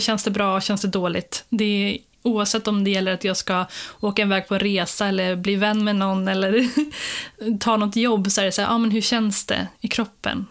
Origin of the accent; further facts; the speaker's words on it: Skara, Västra Götaland, Sweden; moved away as an adult; also born or lived in Jönköping; jag är från Skara från början